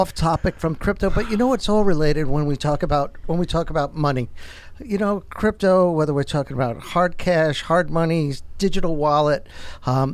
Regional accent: New York, United States; born or raised there; moved away

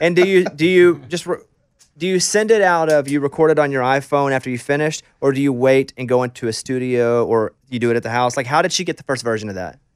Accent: Arkansas, United States; I'm from Arkansas

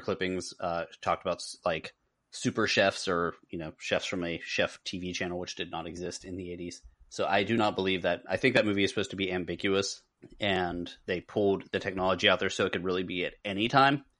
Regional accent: Pittsburgh, Pennsylvania, United States; I grew up in Pittsburgh in the eighties.

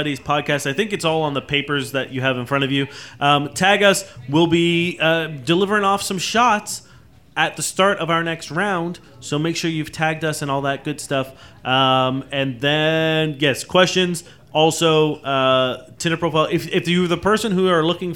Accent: Brampton, Ontario, Canada; also born or lived in Toronto; being from Brampton

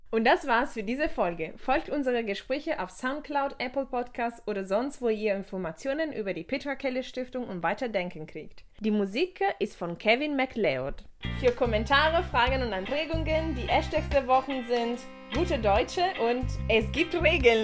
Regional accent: Italy; now in Germany; meine Identität als Italienerin

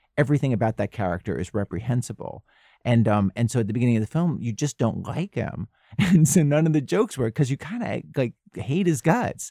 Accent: Baltimore, Maryland, United States; I grew up in Baltimore

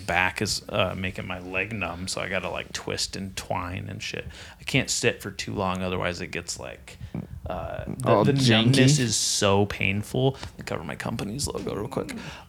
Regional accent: Nipomo, California, United States; I grew up in Napomo. I'm a Napomo for life.

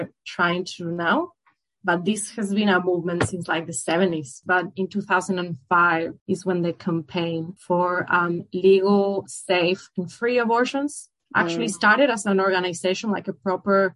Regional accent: Buenos Aires, Argentina; moved away as an adult; now in Melbourne, Australia; I'm Argentinian from Buenos Aires

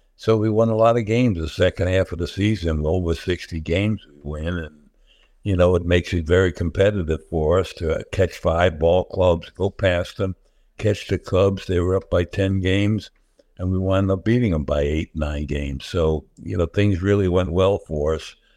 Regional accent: New York City, New York, United States; also born or lived in Florida; you're brought up in the Bronx.

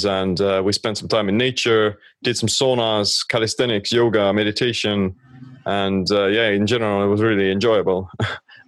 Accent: Estonia; I'm from Estonia

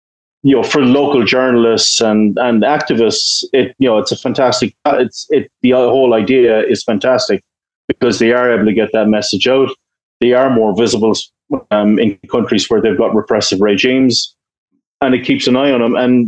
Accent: Ireland; in the UK, like, government, you know, I'm Irish, you know, we have a long history of peacekeeping and stuff like

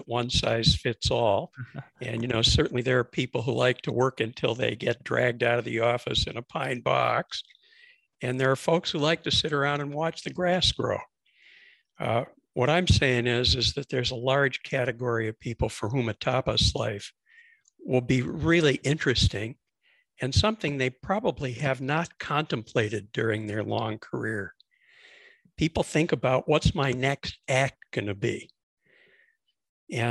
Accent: Mexico City, Mexico; accent: Chicago; also born or lived in Chicago, United States; I'm originally from Chicago, as you can probably tell from the way I speak. But my dad was an entrepreneur, moved the family to Mexico when I was a kid. So I grew up in Mexico City

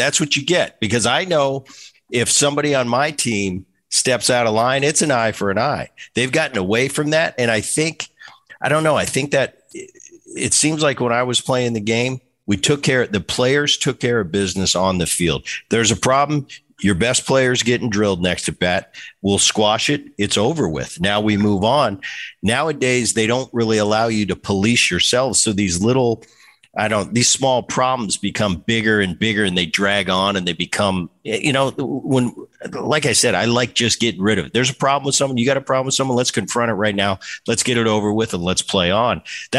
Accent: Philadelphia, Pennsylvania, United States; And I grew up in Philly. So I'm watching the 70s and the 80s into the 90s.

